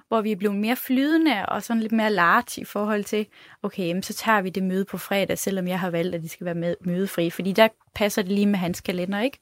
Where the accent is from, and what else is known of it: Denmark